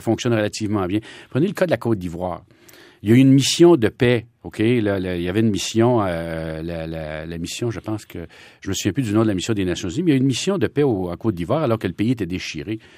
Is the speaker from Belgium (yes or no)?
no; Trois-Rivières, Quebec, Canada; moved away as an adult; also born or lived in Ottawa; ma ville natale, Trois-Rivières